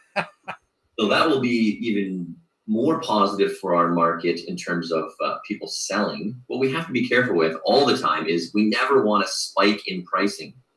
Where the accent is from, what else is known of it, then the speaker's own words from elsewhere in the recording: Mississauga, Ontario, Canada; also born or lived in Tokyo, Japan; having moved here from Tokyo, Japan, uh, but yeah. growing up in Mississauga